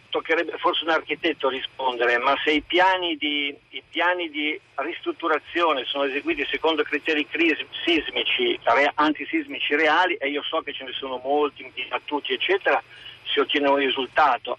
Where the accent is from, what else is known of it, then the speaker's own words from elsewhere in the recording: Cerreto Alpi, Emilia-Romagna, Italy; Nel mio paese, Cerreto Alpi